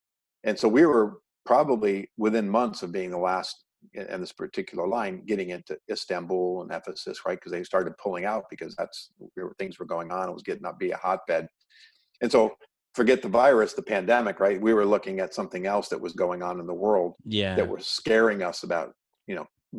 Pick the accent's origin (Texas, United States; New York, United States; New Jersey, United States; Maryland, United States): New York, United States; Oswego; moved away as an adult; now in California, United States; I grew up in upstate New York.